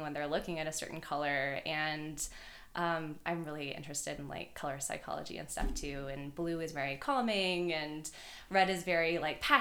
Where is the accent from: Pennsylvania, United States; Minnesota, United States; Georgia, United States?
Georgia, United States; Marietta; I am from Marietta, Georgia. It's right outside of Atlanta.